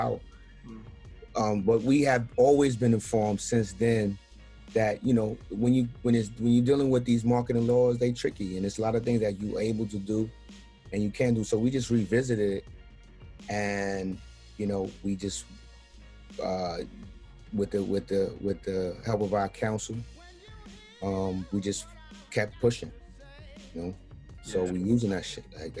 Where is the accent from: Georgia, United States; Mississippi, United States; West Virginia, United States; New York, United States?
New York, United States; New York City; also born or lived in Jamaica, Queens / Crown Heights, Brooklyn; I'm from Brownsville